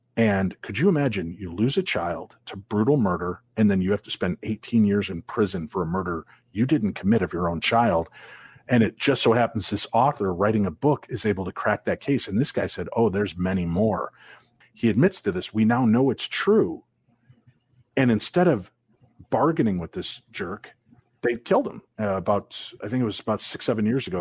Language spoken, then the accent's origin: English; Illinois, United States; now in Minnesota, United States; I grew up in Illinois